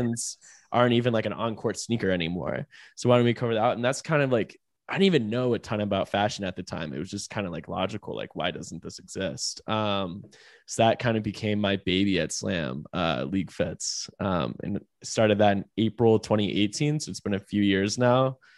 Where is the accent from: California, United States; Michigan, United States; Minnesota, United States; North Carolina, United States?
North Carolina, United States; Raleigh; I'm from Raleigh, like, Uh, I'd say Raleigh is not really, like, a fashion capital